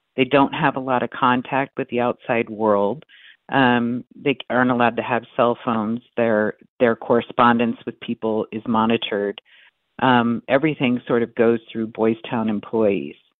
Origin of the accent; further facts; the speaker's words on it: Omaha, Nebraska, United States; I grew up in Omaha